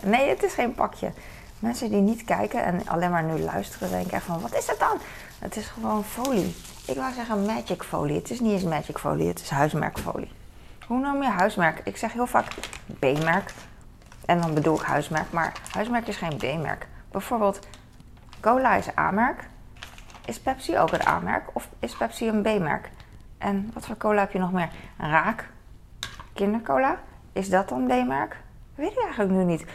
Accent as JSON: {"language": "Dutch", "country": "Netherlands", "said": "wij als Nederlanders kunnen wel een beetje Duits"}